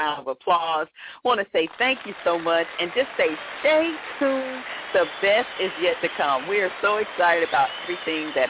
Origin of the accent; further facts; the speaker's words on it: Atlanta, Georgia, United States; Atlanta, my hometown